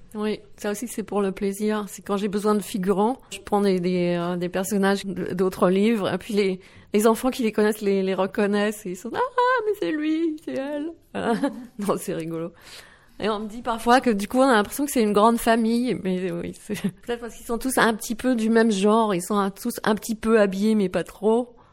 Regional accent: Bièvres, Île-de-France, France; first language Dutch; moved away as an adult; now in Netherlands; mes parents sont néerlandais, mais j'ai grandi euh, en France, près de Paris, à Bièvre

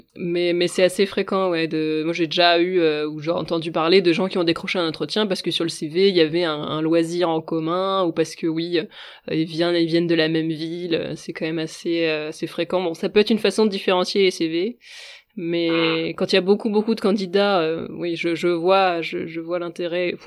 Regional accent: Brittany, France; je suis bretonne

